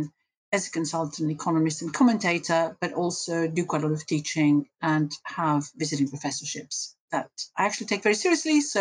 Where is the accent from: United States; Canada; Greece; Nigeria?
Greece; moved away as an adult; now in United Kingdom; I grew up in Greece and came over to the UK to do economics